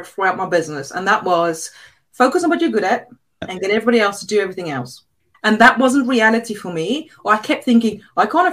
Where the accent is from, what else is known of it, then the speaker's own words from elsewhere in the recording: South Africa; English is a second language; moved away as an adult; now in England; I was brought up in South Africa.